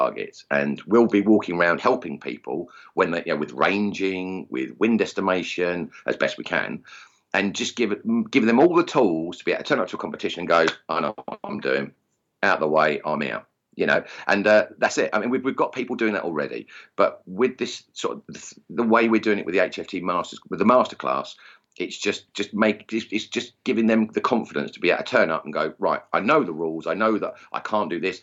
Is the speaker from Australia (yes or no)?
no; Essex, East of England, United Kingdom; accent: Essex; my crude Essex accent